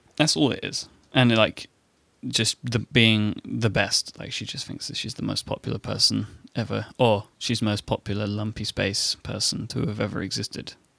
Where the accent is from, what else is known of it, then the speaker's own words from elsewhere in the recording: United Kingdom; I am British.